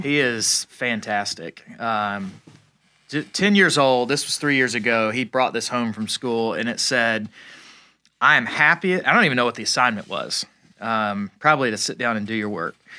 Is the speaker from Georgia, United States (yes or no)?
yes; Atlanta, Georgia, United States; I'm from Atlanta.